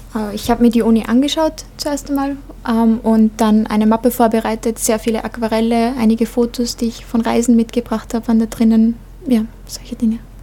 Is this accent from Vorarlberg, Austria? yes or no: no; Vienna, Austria; moved away as an adult; now in Linz, Austria; ich bin eigentlich in Wien aufgewachsen